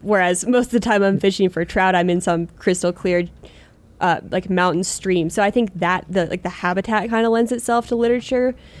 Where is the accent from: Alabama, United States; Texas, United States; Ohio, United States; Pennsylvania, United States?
Pennsylvania, United States; moved away as an adult; growing up in Pennsylvania, that's where I, like, cut my teeth fishing